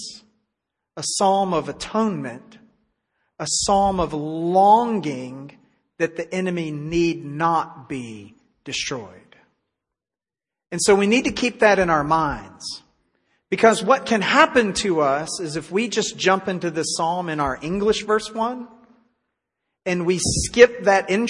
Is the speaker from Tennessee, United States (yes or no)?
yes; Tennessee, United States; now in Texas, United States; my home state of Tennessee